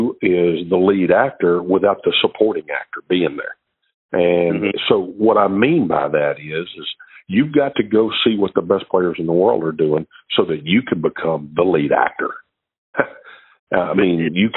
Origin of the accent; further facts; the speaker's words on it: Shreveport, Louisiana, United States; I was from Shreveport, Louisiana.